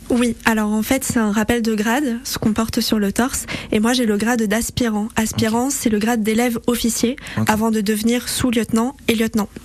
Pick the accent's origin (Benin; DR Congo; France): France; Paris, Île-de-France; moved away as an adult; now in Savoie, France; de base, je suis parisienne